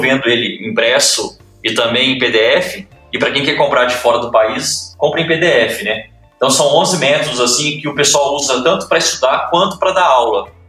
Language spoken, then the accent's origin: Portuguese; Ouro Fino, Minas Gerais, Brazil; sou de Ouro Fino, interior de Minas